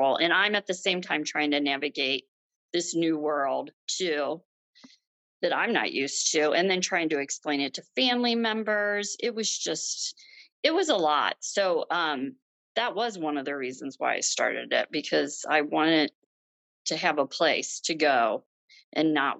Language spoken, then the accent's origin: English; Ohio, United States; moved away as an adult; now in Michigan, United States; we're from Ohio